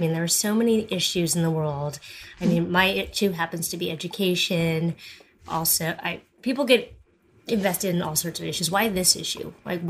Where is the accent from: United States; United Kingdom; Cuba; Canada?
Canada; but I'm just curious on a personal level, as a Canadian